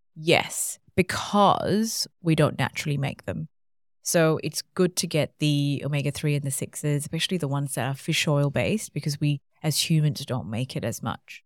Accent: Malaysia; now in Australia; I grew up in Malaysia

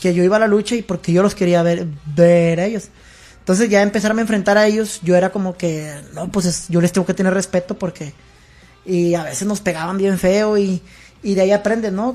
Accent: Nuevo Laredo, Tamaulipas, Mexico; yo soy de aquí de Nuevo Laredo

